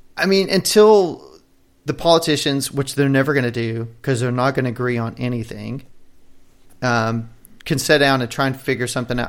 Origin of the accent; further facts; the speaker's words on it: United States; as an American, for citizens here